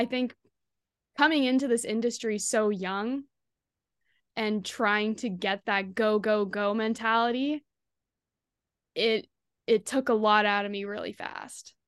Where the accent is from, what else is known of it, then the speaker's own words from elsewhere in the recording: Kemptville, Ontario, Canada; my hometown, Kemphil, Ontario